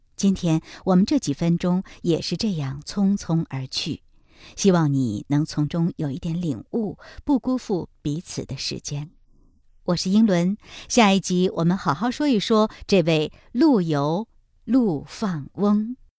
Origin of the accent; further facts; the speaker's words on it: China; 我们中国人